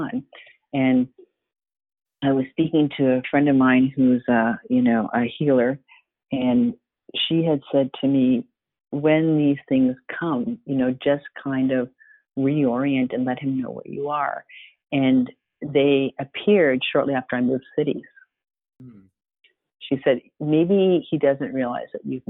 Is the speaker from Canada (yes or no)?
yes; Toronto, Ontario, Canada; also born or lived in Waterloo; I grew up in Toronto